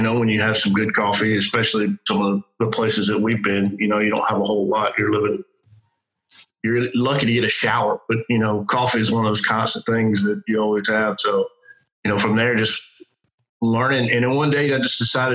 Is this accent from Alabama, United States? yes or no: yes; Alabama, United States; moved away as an adult; now in North Carolina, United States; originally from Alabama, joined the Marine Corps like right out of high school